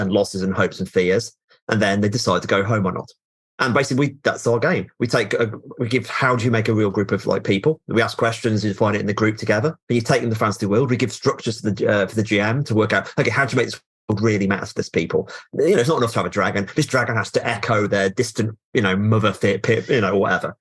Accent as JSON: {"language": "English", "country": "United Kingdom", "said": "I'm aggressively British"}